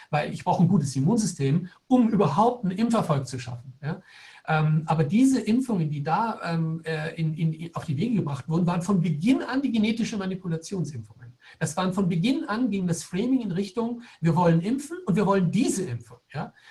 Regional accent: Germany; Ich bin selber in Deutschland geboren und aufgewachsen, also ich bin durchaus sehr deutsch sozialisiert.

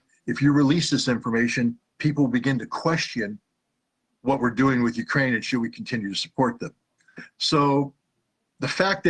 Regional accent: Germany; moved away; I grew up in Germany, and I love Germany

